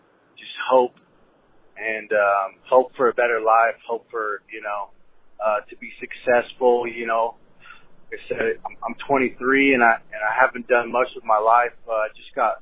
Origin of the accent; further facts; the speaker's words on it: Albuquerque, New Mexico, United States; moved away as an adult; I'm from Albuquerque